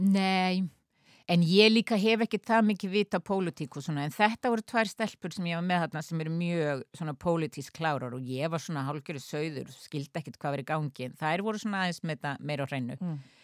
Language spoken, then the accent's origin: Icelandic; Akureyri, Northeastern Region, Iceland; accent: northern Icelandic; moved away as an adult; also born or lived in Sweden / France / United States; now in Reykjavík, Iceland; Akureyri eru uppeldisbæri minn